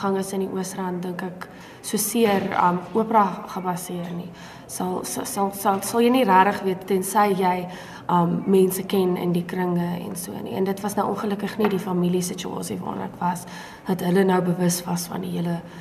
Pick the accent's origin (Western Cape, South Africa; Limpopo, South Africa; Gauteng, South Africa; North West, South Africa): Gauteng, South Africa; Brakpan; moved away as an adult; also born or lived in Pretoria; ek is daar gebore en ek het daar groot geword